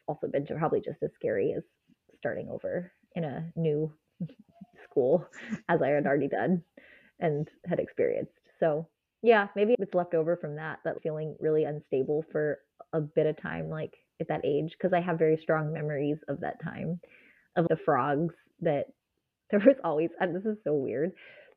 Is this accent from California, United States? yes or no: yes; Southern California, United States; When we moved from Southern California to Northern California, I was basically almost in middle school